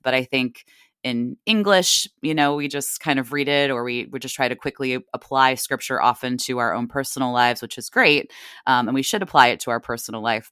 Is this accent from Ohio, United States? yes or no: yes; Northeast Ohio, United States; moved away as an adult; also born or lived in Washington, D.C.; now in Virginia, United States; I grew up in Ohio and then went to, uh, undergrad at Catholic University in Washington, D C